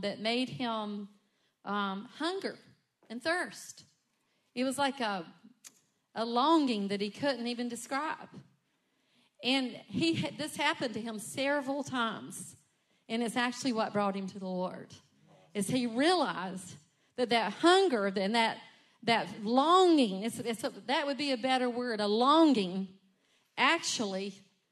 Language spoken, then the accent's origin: English; Rockingham, North Carolina, United States; moved away as an adult; also born or lived in Charlotte; I was born and raised in Rockingham